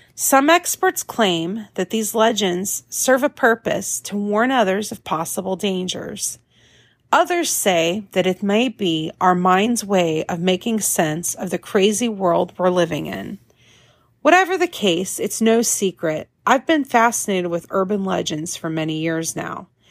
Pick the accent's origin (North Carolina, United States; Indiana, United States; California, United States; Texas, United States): Indiana, United States; Northwest; growing up in Northwest Indiana